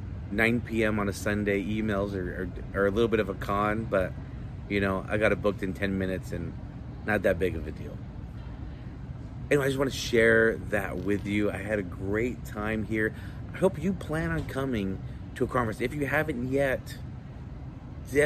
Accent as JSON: {"language": "English", "region": "Utah", "country": "United States", "said": "I'm from Utah"}